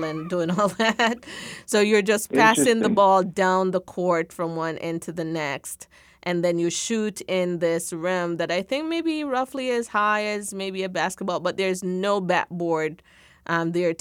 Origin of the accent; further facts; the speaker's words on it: Jamaica; now in United States; I grew up in Jamaica playing netball